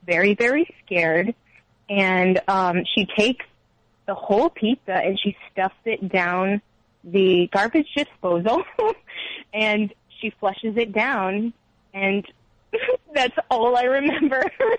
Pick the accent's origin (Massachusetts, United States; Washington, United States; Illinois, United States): Massachusetts, United States; now in Connecticut, United States; Well, I've only lived in Massachusetts my whole life.